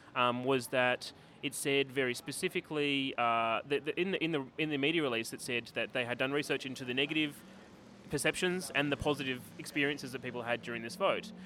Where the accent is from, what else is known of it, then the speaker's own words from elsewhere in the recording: Canberra, Australian Capital Territory, Australia; I'm from Canberra